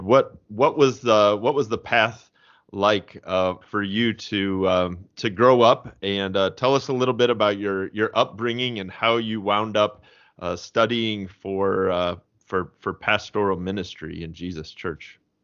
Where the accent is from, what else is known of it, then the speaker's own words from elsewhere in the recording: Fort Wayne, Indiana, United States; now in St. Louis, United States; I grew up in Fort Wayne, Indiana